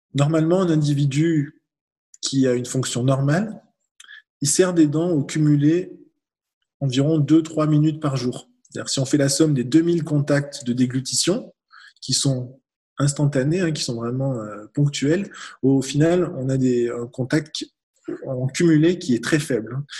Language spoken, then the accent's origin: French; France; on est beaucoup de Français dans cette situation